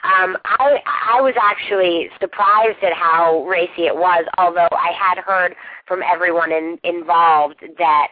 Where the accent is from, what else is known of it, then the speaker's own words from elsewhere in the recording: the North, United States; now in Los Angeles, United States; I'm from the North, so I'm not from the South